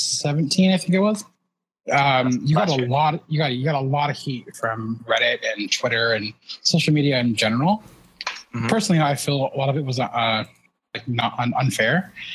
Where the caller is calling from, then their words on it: San Jose, California, United States; I'm calling from San Jose, California.